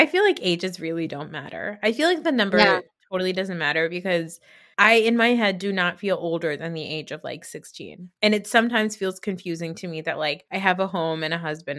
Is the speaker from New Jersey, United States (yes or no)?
yes; New Jersey, United States; And I was like, don't show me a mall. I'm from New Jersey. I don't need to see more malls.